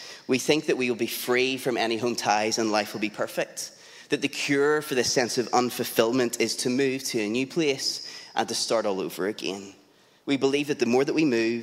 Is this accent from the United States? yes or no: no; Lisburn, Northern Ireland, United Kingdom; also born or lived in South Belfast / East Belfast; I grew up in and around Lisburn